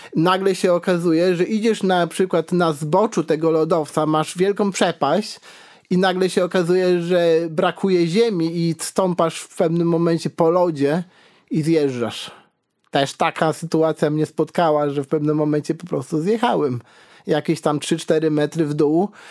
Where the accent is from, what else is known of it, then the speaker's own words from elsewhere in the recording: Karkonosze, Lower Silesian Voivodeship, Poland; also born or lived in Wrocław; ja jestem z Karkonoszy